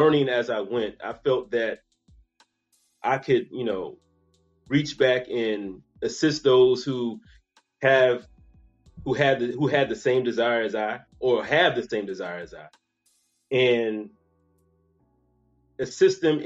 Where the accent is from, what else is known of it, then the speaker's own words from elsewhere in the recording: Charleston, South Carolina, United States; accent: Geechee/Gullah; now in Atlanta, United States; I'm originally from Charleston, South Carolina. That's home.